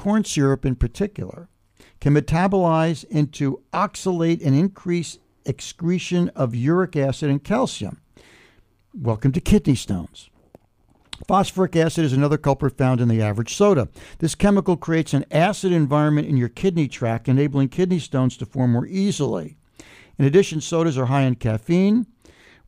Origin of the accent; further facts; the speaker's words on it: United States; moved away as an adult; also born or lived in Woodstock; New York City or New Jersey, where I grew up